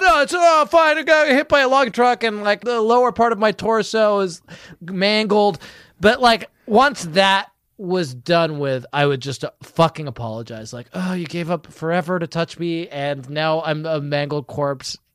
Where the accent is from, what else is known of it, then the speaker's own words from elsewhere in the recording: United Kingdom; as a British man